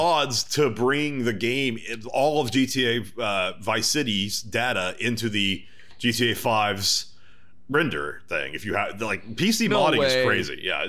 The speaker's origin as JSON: {"language": "English", "region": "Texas", "country": "United States", "moved": "yes", "lives_now": "Southern California, United States", "said": "Now I live in SoCal. Ballard delivers pizza in NorCal. I'm from Texas."}